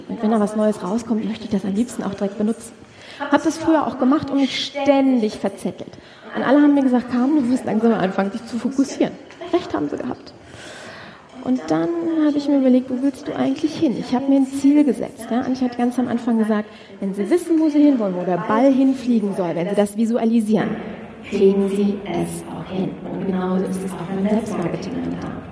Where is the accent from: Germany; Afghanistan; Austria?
Germany; Düsseldorf, North Rhine-Westphalia; so mit 800, ich komme aus Düsseldorf, ja, so mit 800 Euro Budget in der Tasche